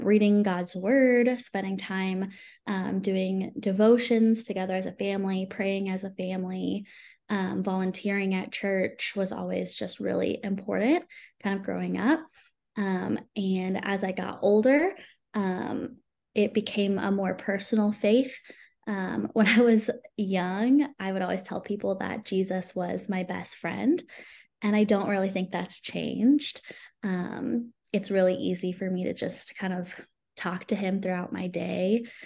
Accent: San Antonio, Texas, United States; moved away as an adult; also born or lived in Irvine, California; now in Edmond, United States; I live in Edmond, Oklahoma now. And I'm originally from San Antonio, Texas.

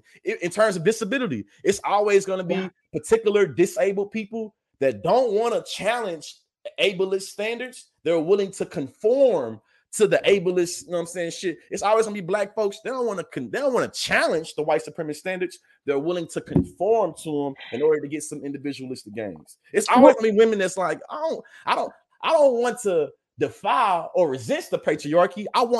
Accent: the South, United States; My grandfather, I'm a Southerner.

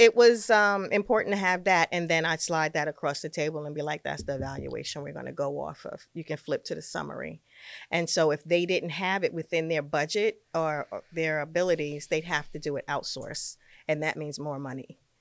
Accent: New York City, New York, United States; moved away as an adult; now in Westchester, United States; I'm a New Yorker. I'm a Brooklyn girl through and through

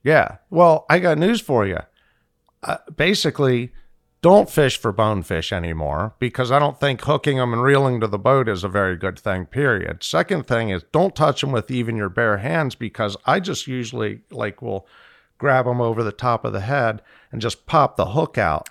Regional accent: Fort Lauderdale, Florida, United States; I'm from Fort Lauderdale

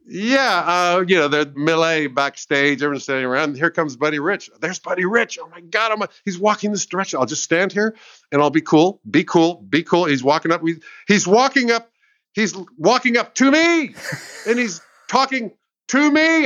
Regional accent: United States; now in England; I'm American.

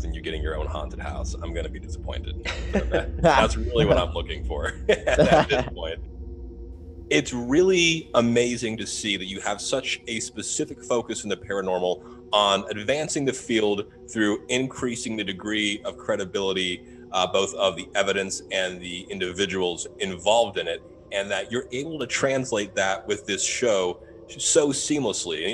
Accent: Southern Ohio, United States; I grew up in Southern Ohio, 40 minutes from the border with Kentucky

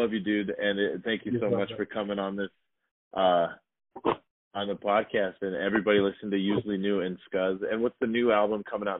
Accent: Arizona, United States; moved away as an adult; I finally feel like I'm at peace with my home state

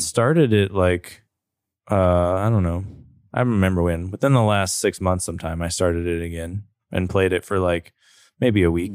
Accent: Roanoke, Virginia, United States; born or raised there; also born or lived in Blacksburg

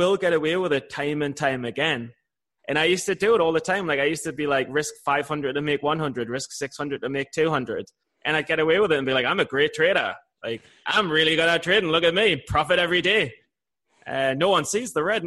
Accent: England, United Kingdom; I'm from England.

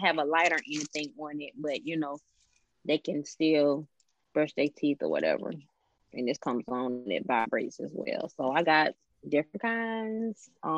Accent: Columbia, South Carolina, United States; now in Atlanta, United States; So once I moved from Columbia, South Carolina, and moved to Atlanta, Georgia in 2003

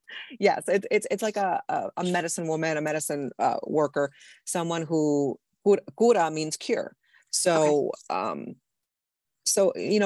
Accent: Puerto Rico; Well, I'm Puerto Rican. I was born and raised in Puerto Rico. So I was raised in the Catholic Church, basically.

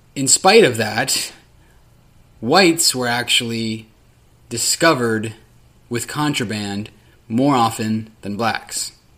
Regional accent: Sacramento, California, United States; The city of Sacramento, my hometown

